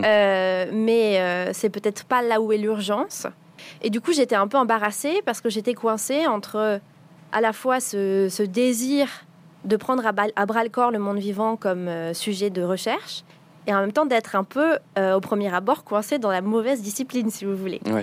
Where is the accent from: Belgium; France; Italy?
France; Paris, Île-de-France; j'ai grandi à Paris